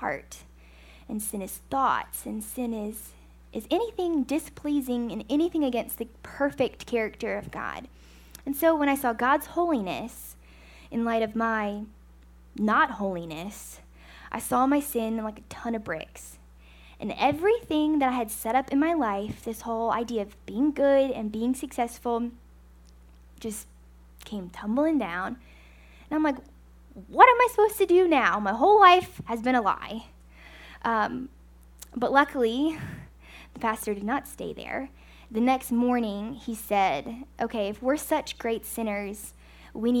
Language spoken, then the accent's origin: English; United States; I'm an American